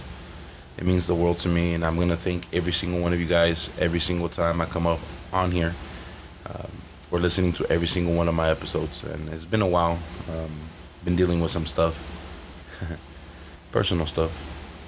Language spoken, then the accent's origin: English; Chicago, Illinois, United States; also born or lived in Aurora, Illinois; That's 45 minutes west of Chicago, my hometown